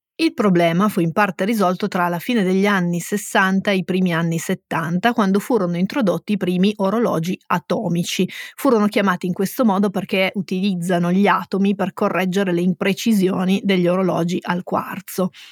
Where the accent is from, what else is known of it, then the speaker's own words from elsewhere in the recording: Turin, Piedmont, Italy; noi siamo torinesi